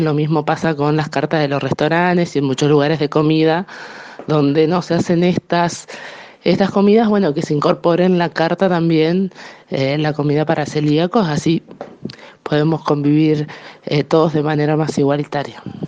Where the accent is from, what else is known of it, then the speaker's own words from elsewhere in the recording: Felipe Solá, Buenos Aires, Argentina; yo soy particularmente de Felipe Solá